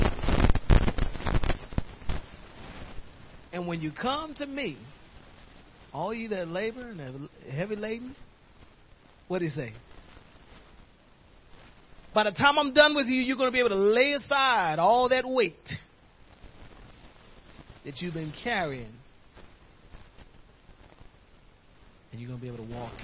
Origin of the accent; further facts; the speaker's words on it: New York, United States; moved away; the neighborhood I used to live in growing up in New York